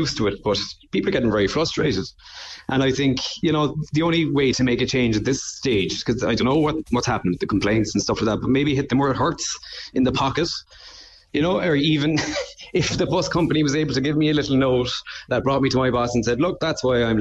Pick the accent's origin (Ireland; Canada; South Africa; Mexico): Ireland; Cork, Munster; I'm from Toker